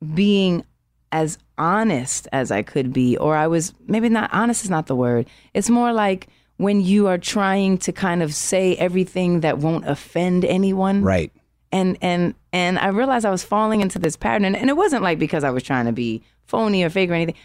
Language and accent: English; New York City, New York, United States; I'm from Harlem